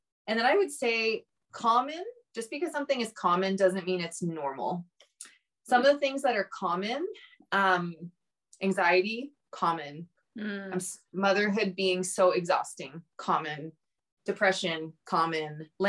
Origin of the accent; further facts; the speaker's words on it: Canada; I'm on Instagram, …, you know, because we're Canadian.